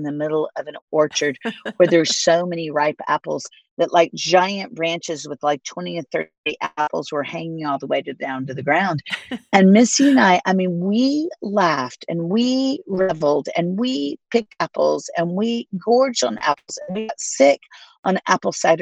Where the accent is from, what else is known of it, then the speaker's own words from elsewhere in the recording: Florida, United States; now in Nashville, United States; I grew up in Florida